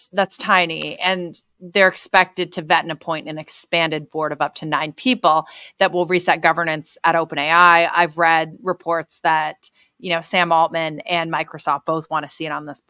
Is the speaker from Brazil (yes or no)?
no; Canada; moved away; But as you know, I'm Canadian.